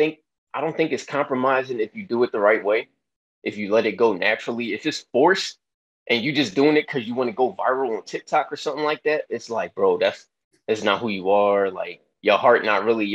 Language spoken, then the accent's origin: English; Philadelphia, Pennsylvania, United States; I'm from Philly